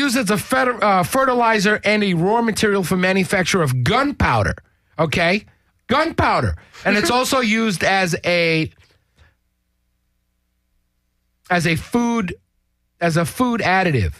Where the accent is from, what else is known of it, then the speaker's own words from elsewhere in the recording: New York, United States; I'm originally from New York